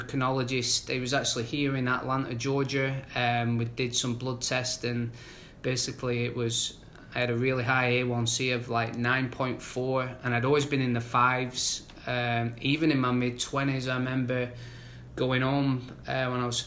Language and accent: English; Manchester, North West England, United Kingdom; now in United States; I'm originally from Manchester, England.